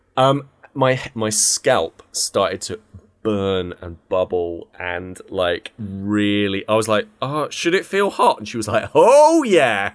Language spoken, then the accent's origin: English; United Kingdom; we're all from Blighty.